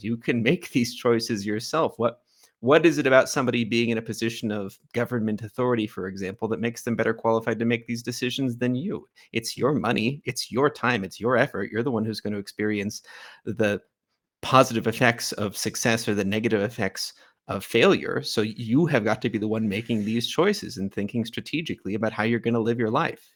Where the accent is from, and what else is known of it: California, United States; moved away as an adult; also born or lived in Ecuador; now in Armenia